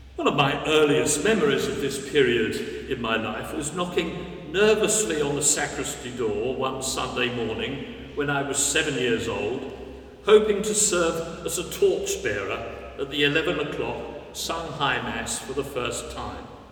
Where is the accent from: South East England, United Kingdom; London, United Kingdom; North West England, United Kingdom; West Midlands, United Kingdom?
London, United Kingdom; I was born in 1951 in West Norwood, South London